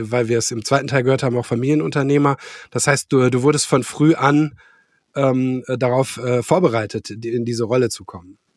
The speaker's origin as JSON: {"language": "German", "town": "Gelsenkirchen", "region": "North Rhine-Westphalia", "country": "Germany", "tie": "born there", "said": "Äh, ich bin in Gelsenkirchen geboren, äh, Gelsenkirchen-Bur, in irgendwie, weiß nicht, wie weit das von dir weg ist."}